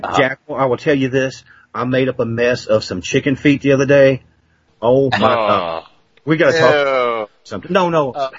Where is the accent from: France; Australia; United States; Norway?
United States; Princeton, Kentucky; now in Princeton, United States; I'm a Southerner